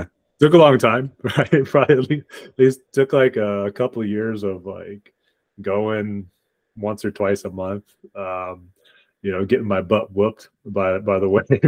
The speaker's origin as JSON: {"language": "English", "town": "Lansing", "region": "Michigan", "country": "United States", "tie": "born or raised there", "also_born_or_lived": "Arkansas", "moved": "as an adult", "lives_now": "Irvine, United States", "said": "growing up in Michigan"}